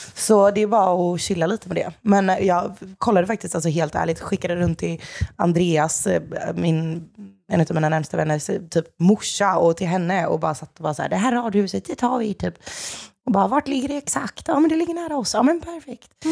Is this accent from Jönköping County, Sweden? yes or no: yes; Jönköping, Jönköping County, Sweden; moved away as an adult; now in Stockholm, Sweden; född och uppvuxen i Jönköping